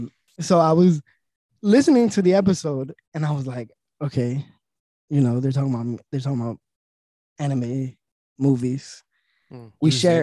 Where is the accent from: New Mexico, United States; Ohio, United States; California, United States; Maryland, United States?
California, United States; West Coast; accent: Cali; I'm from the West Coast.